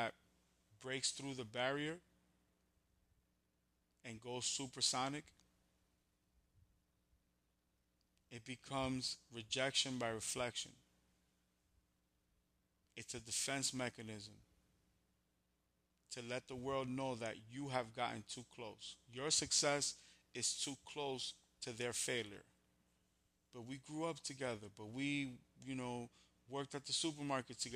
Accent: New York, United States; I'm from New York

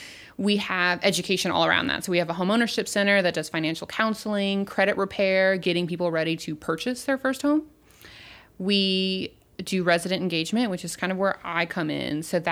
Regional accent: Louisiana, United States; I'm born and raised in Mid-City. Mm-hmm. So my parents, grandparents have all lived here.

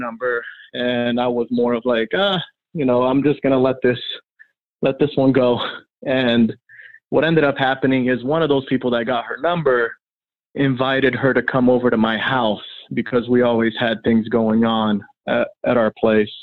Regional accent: Miami, Florida, United States; also born or lived in Brazil; I was born in Brazil and I grew up in Miami, Florida

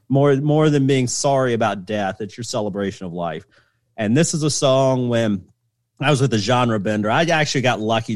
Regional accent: the South, United States; I grew up in the South, and I embrace my Southern heritage

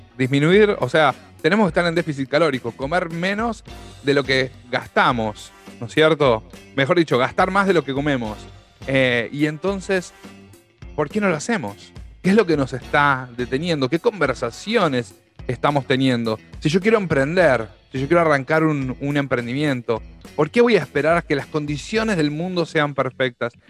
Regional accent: Argentina; Los argentinos, los latinoamericanos en, general, pero los argentinos en particular

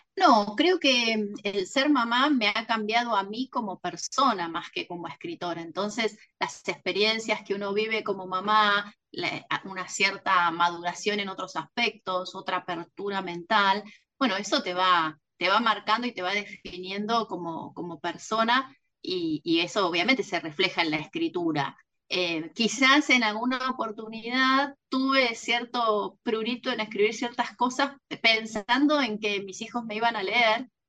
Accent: Mar del Plata, Buenos Aires Province, Argentina; autora de Penguin Random House de la ciudad de Mar del Plata

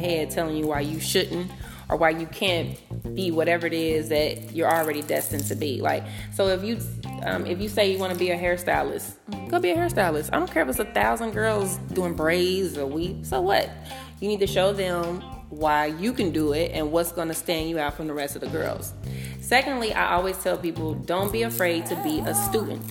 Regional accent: Cincinnati, Ohio, United States; now in Atlanta, United States; I'm from Cincinnati, Ohio

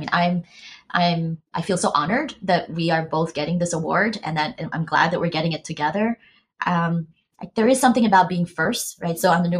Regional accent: Philippines; born there; I grew up in a small island. I was born in the Philippines, but I grew up in a small island.

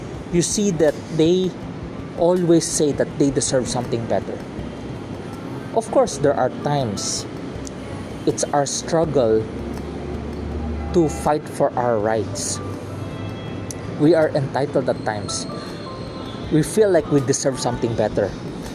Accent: Philippines; In Tagalog, because I'm from a Filipino, I'm from the Philippines, we have this word, malasakit

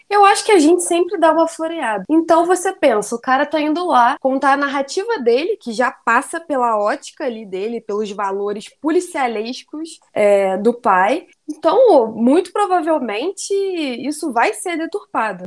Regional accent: Rio de Janeiro, Brazil; que sou carioca

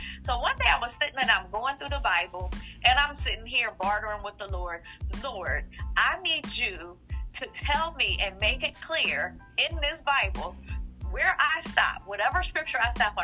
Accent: Philadelphia, Pennsylvania, United States; born and raised in Philadelphia

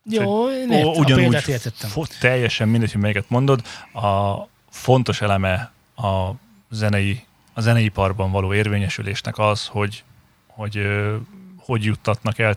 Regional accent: Hungary; én is magyar vagyok, de külföldi nyelven éneklek

